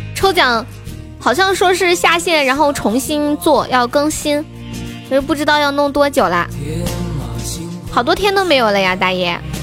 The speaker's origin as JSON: {"language": "Chinese", "region": "Sichuan", "country": "China", "said": "我是四川的呢"}